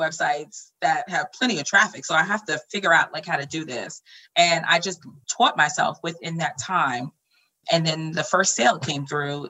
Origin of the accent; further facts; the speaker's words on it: Flushing, New York, United States; I grew up in Flushing in co-op buildings.